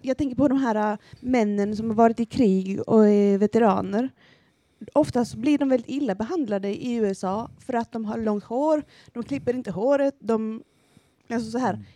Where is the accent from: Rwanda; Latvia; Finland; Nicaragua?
Nicaragua; Swedish is a second language; also born or lived in El Salvador; now in Sweden; mitt hemland i Nicaragua på 80-talet